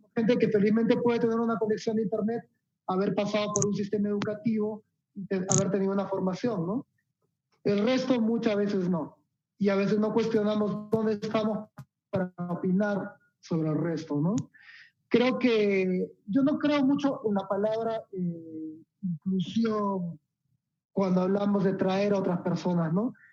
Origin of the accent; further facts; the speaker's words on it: Peru; Acá todos somos peruanos